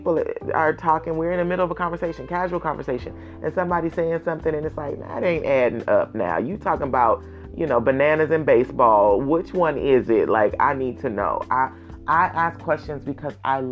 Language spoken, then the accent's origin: English; Oakland, California, United States; I was born and raised in Oakland.